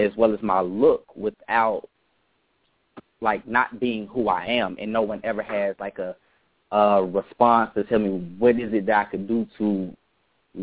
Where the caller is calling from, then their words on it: Atlanta, Georgia, United States; I am currently calling from Atlanta, Georgia.